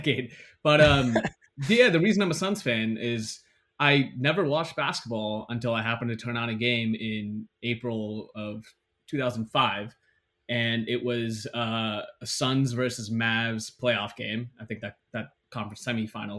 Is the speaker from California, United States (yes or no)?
yes; Bay Area, California, United States; growing up in the Bay Area